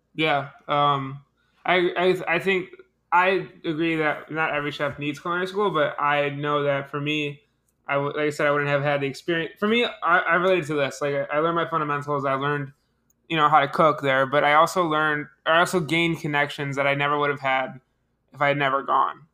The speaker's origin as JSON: {"language": "English", "town": "Buffalo", "region": "New York", "country": "United States", "tie": "born or raised there", "said": "I'm from Buffalo"}